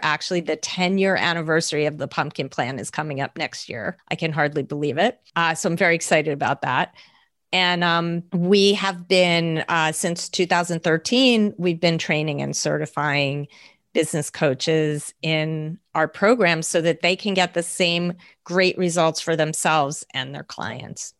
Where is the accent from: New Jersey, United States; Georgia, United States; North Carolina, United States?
New Jersey, United States; also born or lived in Manhattan, New York; I grew up in New Jersey. I was born in New Jersey, grew up here, went to New York State for college